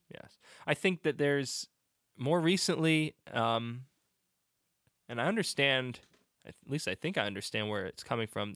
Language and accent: English; Upper Darby, Pennsylvania, United States; I grew up in Upper Darby